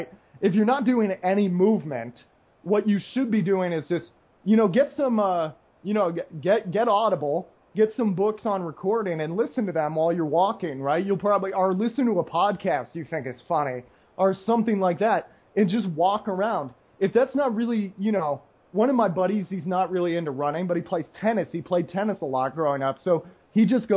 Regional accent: United States; now in Costa Rica; I'm American

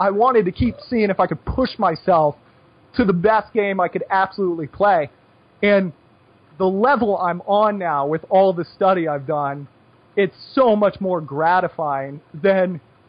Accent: United States; moved away as an adult; just being an American and not being in America for 10 years.

